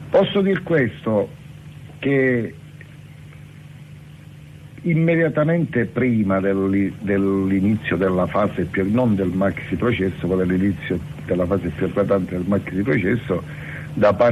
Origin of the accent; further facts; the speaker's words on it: Sicily, Italy; Io sono siciliano